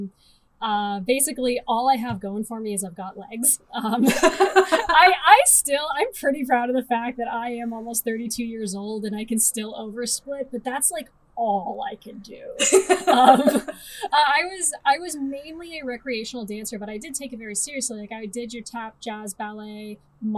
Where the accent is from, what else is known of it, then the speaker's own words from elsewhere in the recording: Timmins, Ontario, Canada; I'm from Timmins, Ontario, where just like it's what you do.